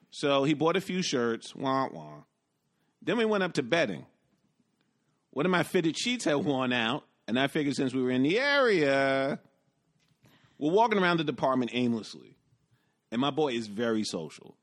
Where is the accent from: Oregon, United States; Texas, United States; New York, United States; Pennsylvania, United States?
New York, United States; New York City; as a New Yorker